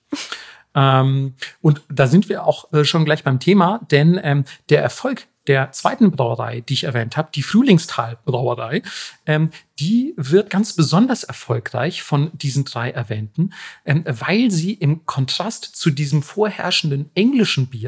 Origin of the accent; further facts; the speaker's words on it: Bavaria, Germany; Ich, ich bin Franke.